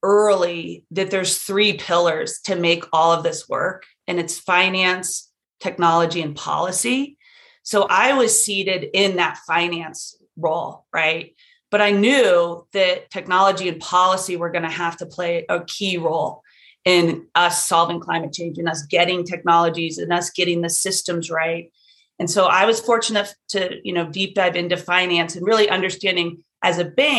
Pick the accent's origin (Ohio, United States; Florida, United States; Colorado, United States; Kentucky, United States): Colorado, United States; also born or lived in Texas; I grew up in Colorado. I spent some time in Texas